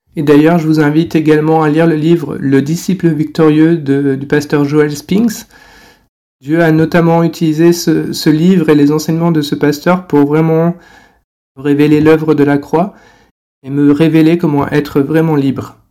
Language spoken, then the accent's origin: French; France; moved away as an adult; now in China; je suis français et euh, je vis en Chine depuis 10 ans